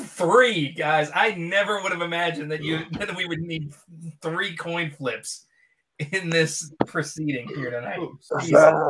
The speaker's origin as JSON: {"language": "English", "town": "Pittsburgh", "region": "Pennsylvania", "country": "United States", "said": "I'm from Pittsburgh, man."}